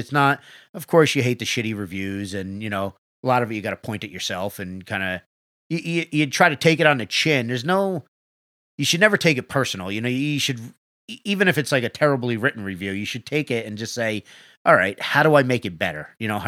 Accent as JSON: {"language": "English", "region": "New York", "country": "United States", "said": "We're from New York, so I don't know how it all"}